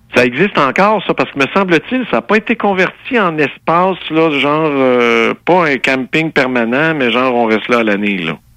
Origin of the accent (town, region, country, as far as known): Saint-Rémy, Quebec, Canada; born or raised there